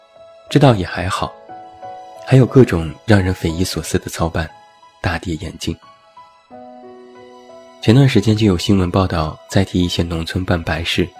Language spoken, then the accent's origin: Chinese; Taiyuan, Shanxi, China; 我的家乡山西太原，彩礼前十几万其实都是平均价格。